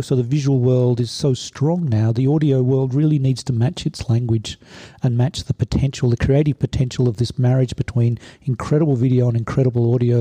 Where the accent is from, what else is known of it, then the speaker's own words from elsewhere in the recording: Sydney, New South Wales, Australia; moved away as an adult; now in Stuttgart, Germany; Originally, I'm from uh, Sydney, Australia.